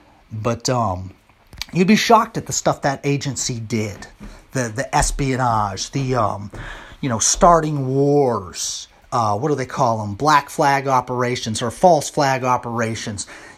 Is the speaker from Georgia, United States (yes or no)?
no; Missouri, United States; You know, I'm from Missouri. I'm the show me state, man.